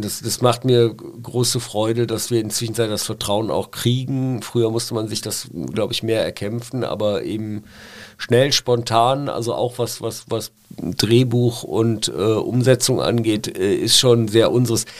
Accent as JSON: {"language": "German", "town": "Pulheim", "region": "North Rhine-Westphalia", "country": "Germany", "tie": "born or raised there", "also_born_or_lived": "Cologne / Berlin", "moved": "as an adult", "said": "Ja, weil ich Kölner bin. Also ich, ich komme aus Nippes, ich äh, äh weil die Familie kommt aus Nips. Ich bin ja in Stommeln groß geworden"}